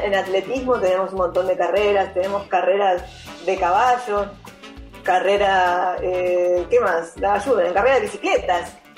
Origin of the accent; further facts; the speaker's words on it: Argentina; somos patriotas argentinos